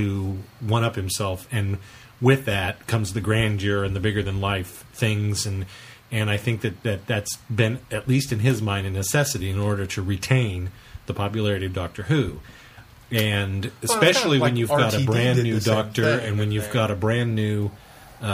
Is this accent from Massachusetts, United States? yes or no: no; Kansas, United States; we're from Kansas